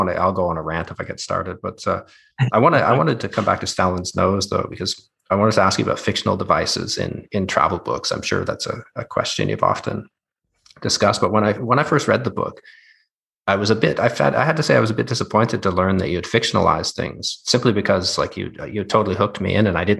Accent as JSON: {"language": "English", "country": "Canada", "moved": "yes", "lives_now": "Berlin, Germany", "said": "as a Canadian or North American"}